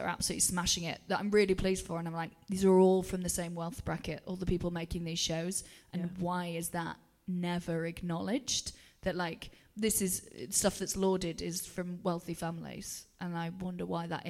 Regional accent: Wales, United Kingdom; first language English; moved away; when I was at home, I always felt like, again, I had a complicated relationship with, am I Welsh, am I English? Because we were an English-speaking household in a Welsh-speaking area with a Welsh father

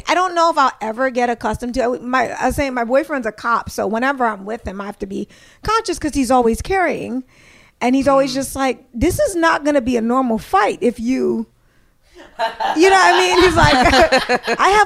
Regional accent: Prince George's County, Maryland, United States; moved away as an adult; also born or lived in Brooklyn, New York; now in New York, United States; I grew up in Maryland, right outside of D.C. in Prince George's County.

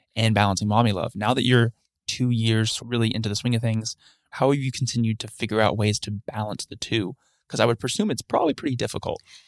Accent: Huntsville, Alabama, United States; I've grown up in Huntsville my entire life. Haven't left, went to school here myself too

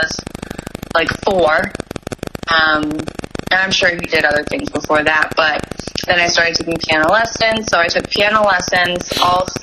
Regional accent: Providence, Rhode Island, United States; We're from Rhode Island, Providence

